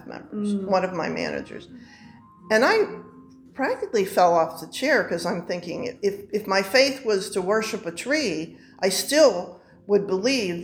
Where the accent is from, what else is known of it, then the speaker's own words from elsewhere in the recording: Pittsburgh, Pennsylvania, United States; I grew up in Squirrel Hill, happens to be a Jewish community